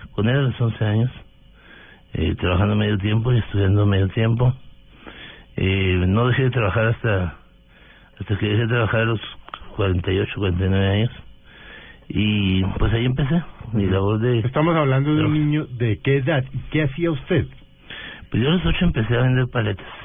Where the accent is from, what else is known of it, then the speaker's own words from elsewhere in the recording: Delicias, Chihuahua, Mexico; now in Bogotá, Colombia; del norte de México, de Ciudad de Chihuahua es una población de 120 mil habitantes. Eh, crecí en Delicias, estudiando en la escuela primaria local. ¿Pública? Pública. Eh, fue un niño con una familia eh, muy pobre financieramente